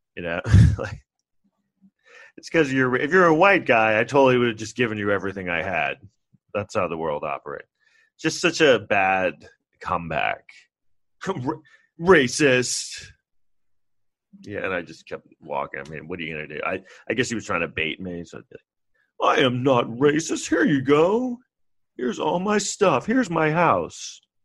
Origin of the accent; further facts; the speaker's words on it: New York City, New York, United States; I grew up in New York